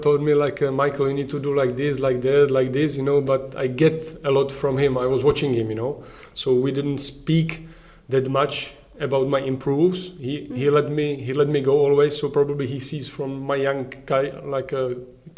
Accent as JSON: {"language": "English", "town": "Prostějov", "region": "Olomouc Region", "country": "Czechia", "second_language": "English", "said": "We are from Prostějov"}